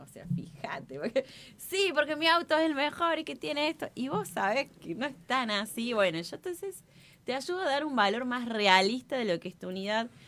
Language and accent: Spanish; Córdoba, Argentina; como buena cordobesa